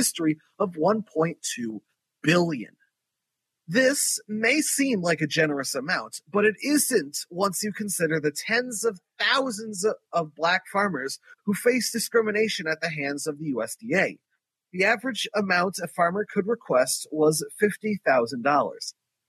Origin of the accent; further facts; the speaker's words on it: Philadelphia, Pennsylvania, United States; My hometown of Philadelphia, food justice activists and urban growers protest to save their farms and gardens